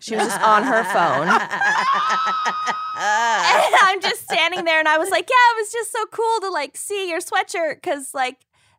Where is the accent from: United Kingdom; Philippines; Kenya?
Kenya; So I was like, I'm Kenyan.